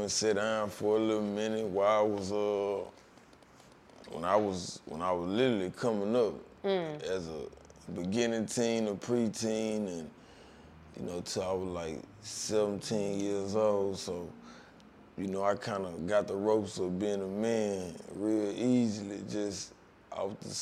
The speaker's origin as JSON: {"language": "English", "town": "Houston", "region": "Texas", "country": "United States", "tie": "born or raised there", "said": "growing up in Houston, you just gotta be one of the ones from where I'm from"}